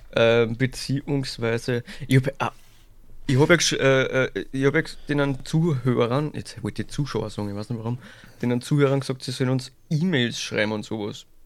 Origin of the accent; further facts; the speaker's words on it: St. Pölten, Lower Austria, Austria; Ich bin geboren in St. Pölten